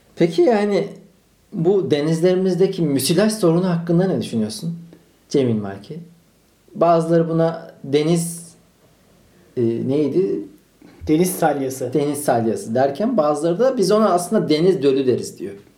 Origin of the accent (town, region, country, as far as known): Malatya, Turkey; now in Istanbul, Turkey